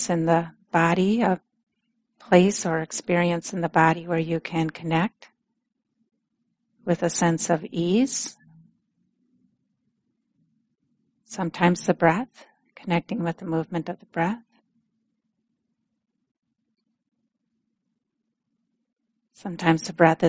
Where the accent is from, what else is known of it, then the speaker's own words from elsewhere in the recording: Minnesota, United States; accent: Minnesota; moved away; my Minnesota accent starts coming out more